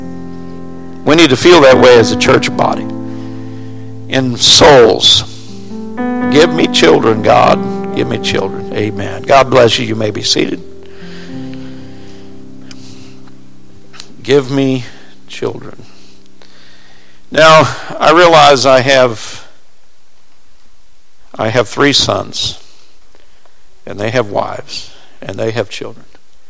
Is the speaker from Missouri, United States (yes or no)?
yes; Springfield, Missouri, United States; I grew up in Springfield, Missouri, and we lived on a plateau in Springfield